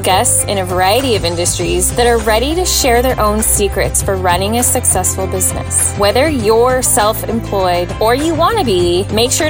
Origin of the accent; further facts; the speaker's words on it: Washington, United States; I'm from Washington.